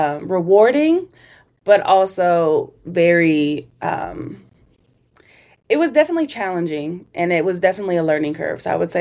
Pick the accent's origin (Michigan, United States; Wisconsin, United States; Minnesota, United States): Minnesota, United States; But okay. I grew up in Minnesota.